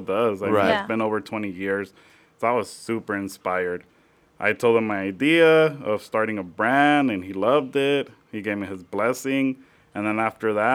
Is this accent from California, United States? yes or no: yes; Lynwood, California, United States; also born or lived in Riverside; I am from the L.A. area. I'm from Linwood